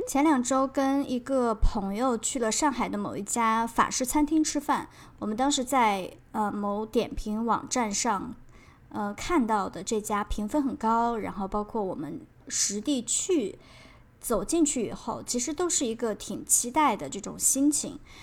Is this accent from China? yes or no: yes; Xi'an, Shaanxi, China; moved away as an adult; also born or lived in Nanning; 我家乡的人会，真的是会比较豪爽一些，或者更朴实一啊些